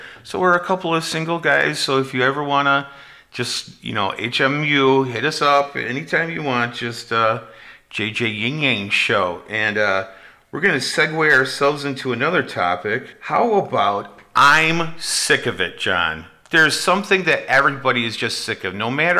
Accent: United States; I am not a Republican. I am not a Democrat. I am an American.

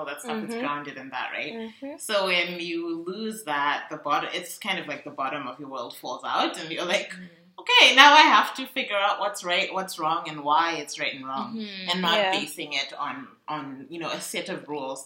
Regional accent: Zimbabwe; I'm from Zimbabwe

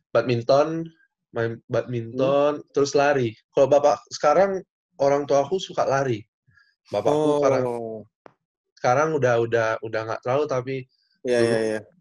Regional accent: Bali, Indonesia; Kan dari kecil di Bali ada sekolah Prancis

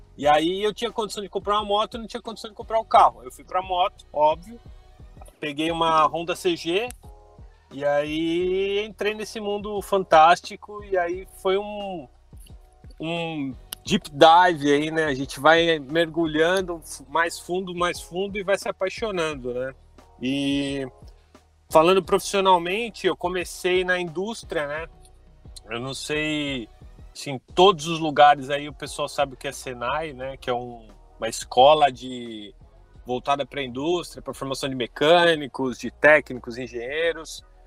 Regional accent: Santo André, São Paulo, Brazil; sou de Santo André, São Paulo

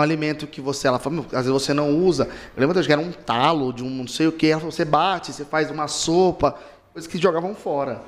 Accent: Caçapava, São Paulo, Brazil; now in Araraquara, Brazil; eu não sou de Araraquara, sou de Caçapava

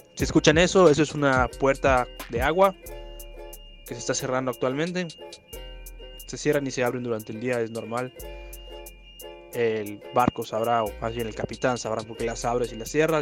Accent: Mérida, Yucatán, Mexico; moved away as an adult; nosotros, bueno, siendo del sur del estado del país, siendo de Yucatán

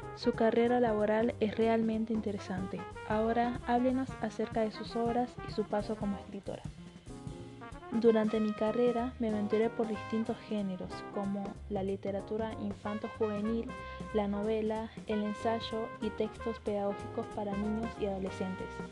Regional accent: Córdoba, Argentina; yo nací en julio de 1955 en la ciudad de Córdoba, Argentina, y actualmente vivo en esta ciudad

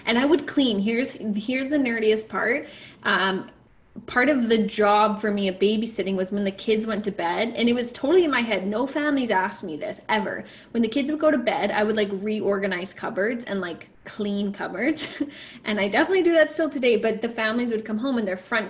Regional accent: Alberta, Canada; I grew up in Alberta where you didn't have this volunteer requirement to graduate

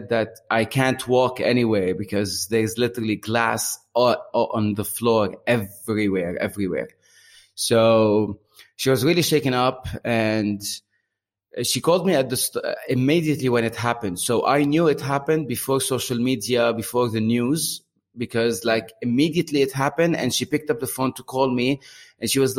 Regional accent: Beirut, Beirut Governorate, Lebanon; moved away as an adult; now in Bahrain; I moved out from Beirut around 10 years ago, but I visit twice a year.

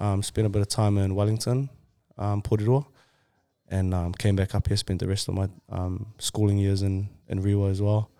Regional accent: Samoa; Samoan, born in Samoa

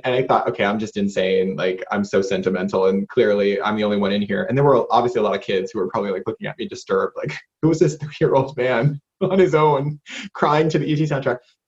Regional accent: Johnston, United States; moved away as an adult; also born or lived in United Kingdom; I ended up in the local church choir at Catholic Church where I grew up in Johnston

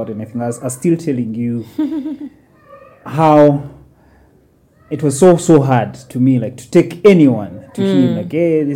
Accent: Buganda, Uganda

